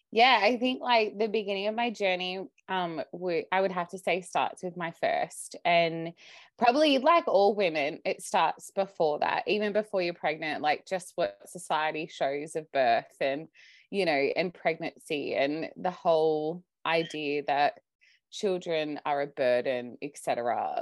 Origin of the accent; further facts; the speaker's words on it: Sydney, New South Wales, Australia; I'm Australian, I live, I grew up in Sydney